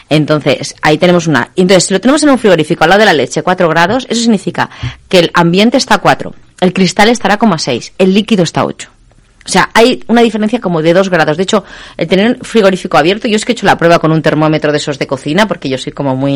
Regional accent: Spain; somos españoles, aunque nos guste la comida internacional, somos españoles, no tenemos tanta tradición.

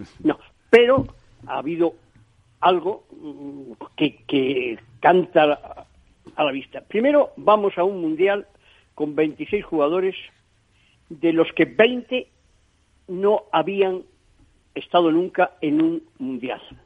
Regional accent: Spain; yo soy español

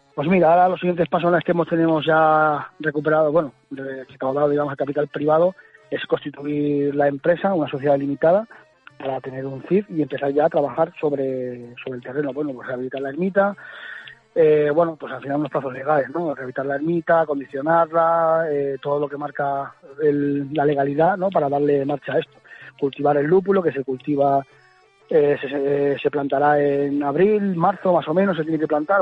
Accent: Valdelagua del Cerro, Castile and León, Spain; Valderagua del Cerro, te podría decir, no es porque sea mi pueblo, es maravilloso.

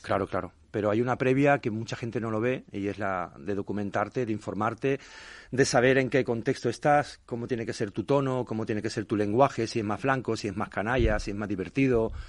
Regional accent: Chiclana de la Frontera, Andalusia, Spain; moved away as an adult; now in Madrid, Spain; en mi pueblo, en Chiclana de la Frontera

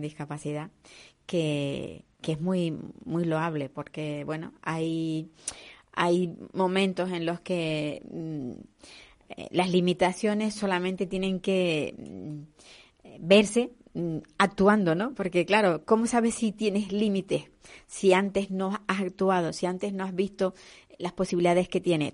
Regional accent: Canary Islands, Spain; Las guaguas que decimos aquí en Canarias

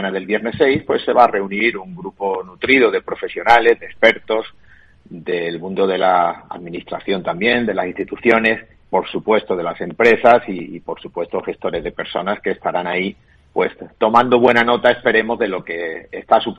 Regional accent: Málaga, Andalusia, Spain; como malagueño

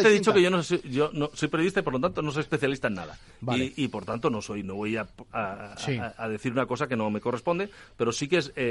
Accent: Catalonia, Spain; que yo creo que, como catalán te lo digo, ¿eh?

